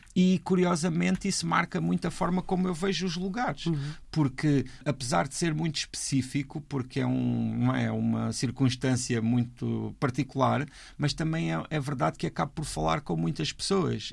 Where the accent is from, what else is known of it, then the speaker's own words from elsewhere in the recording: Alentejo, Portugal; now in Lisbon, Portugal; quando eu saí do Alentejo para vir para Lisboa